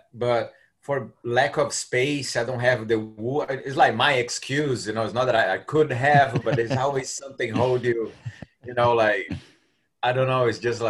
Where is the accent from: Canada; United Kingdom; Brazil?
Brazil; English is a second language; moved away as an adult; now in Orlando, United States; I'm from Brazil originally.